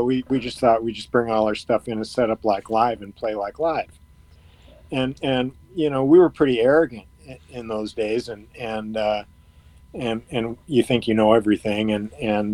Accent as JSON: {"language": "English", "town": "Ann Arbor", "region": "Michigan", "country": "United States", "tie": "born or raised there", "said": "growing up in Ann Arbor"}